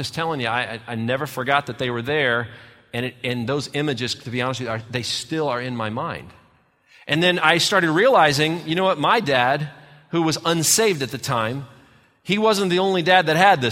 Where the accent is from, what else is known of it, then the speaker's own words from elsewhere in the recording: Redford, Michigan, United States; my little tiny house I grew up in outside of Detroit, Michigan, in a little town called Redford